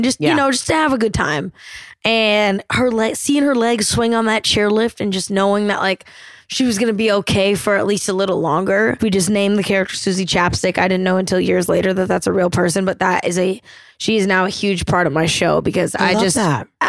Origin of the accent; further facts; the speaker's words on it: Portland, Oregon, United States; I grew up in a cul-de-sac outside of Portland and my parents taught us to ski really young